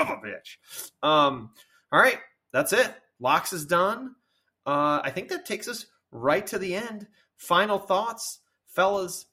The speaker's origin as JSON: {"language": "English", "region": "Virginia", "country": "United States", "said": "I am from Virginia."}